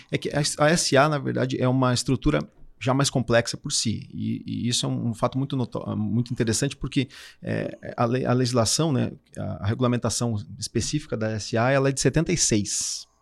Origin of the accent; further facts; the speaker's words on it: Curitibanos, Santa Catarina, Brazil; moved away as an adult; now in Florianópolis, Brazil; sou natural do Curitibano, sou catarinense